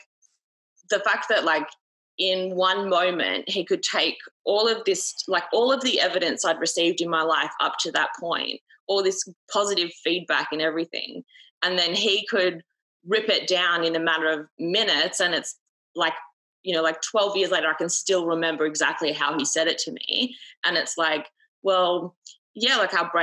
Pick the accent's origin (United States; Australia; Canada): Australia; I'm like fucking Aussie, mate